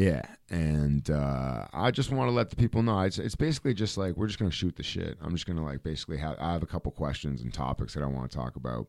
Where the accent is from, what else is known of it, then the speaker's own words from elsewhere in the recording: Canada; as a Canadian guy